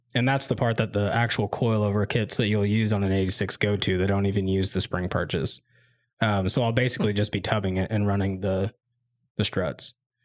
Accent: Quad Cities, Iowa, United States; I'm from the Quad Cities of Iowa. We put so much salt on our roads, it's ridiculous.

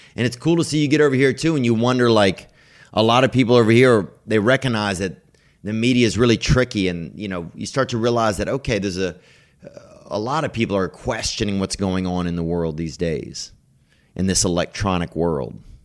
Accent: United States; being American

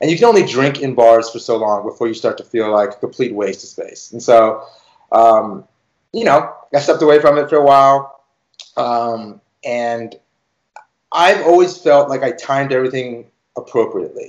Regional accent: Beverly Hills, California, United States; I grew up in Beverly Hills

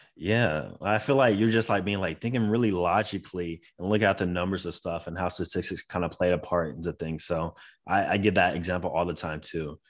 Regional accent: Florida, United States; I am from Florida

